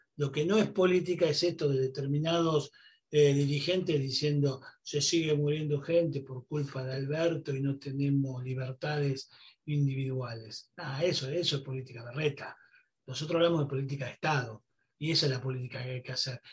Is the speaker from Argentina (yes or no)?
yes; Argentina